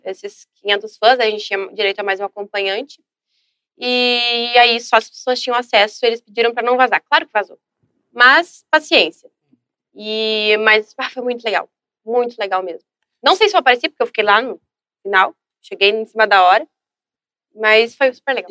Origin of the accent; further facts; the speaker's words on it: São Leopoldo, Rio Grande do Sul, Brazil; eu nasci, moro aqui em São Leopoldo